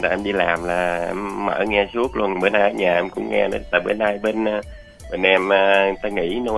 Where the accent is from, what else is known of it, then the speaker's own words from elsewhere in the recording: U Minh district, Cà Mau, Vietnam; moved away; quê em ở huyện u minh của tỉnh cà mau